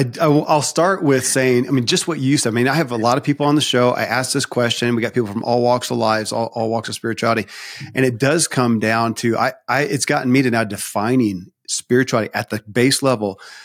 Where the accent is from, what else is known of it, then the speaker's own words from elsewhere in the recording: the South, United States; I grew up in the Bible Belt in the South, and you know, a very, I don't want to call it strict, but it was, you know, highly religious Christianity.